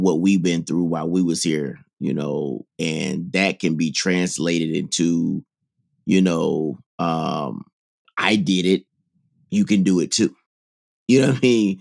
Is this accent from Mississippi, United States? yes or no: yes; Mississippi, United States; I'm from Mississippi